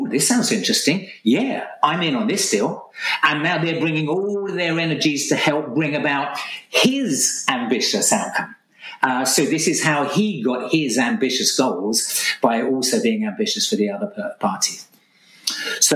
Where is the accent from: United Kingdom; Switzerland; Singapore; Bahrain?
United Kingdom; Essex, East of England; I'm Essex man, okay, born and bred in Essex